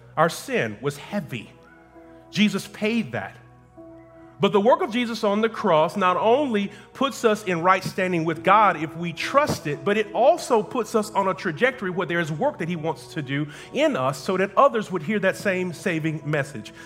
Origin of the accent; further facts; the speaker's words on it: United States; I am an American just like you